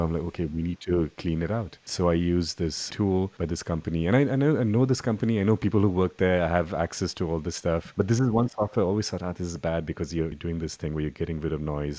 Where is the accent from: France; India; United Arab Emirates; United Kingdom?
India; growing up in India, I was in a rock band